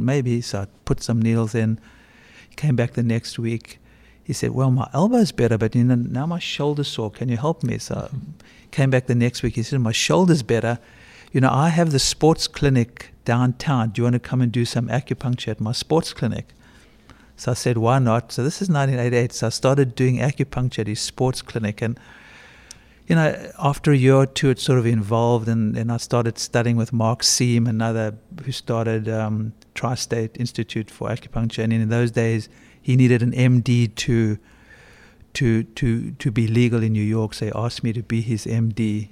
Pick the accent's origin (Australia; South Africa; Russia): South Africa; moved away as an adult; also born or lived in Bronx; I grew up in South Africa during apartheid